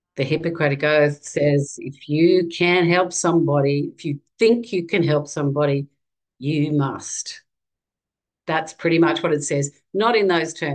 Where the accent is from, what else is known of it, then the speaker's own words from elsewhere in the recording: Australia; I'm a mother, and I'm from Australia